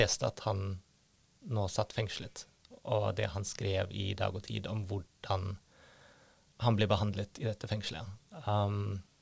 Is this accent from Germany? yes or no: yes; Germany; now in Norway; jeg er født i Øst-Tyskland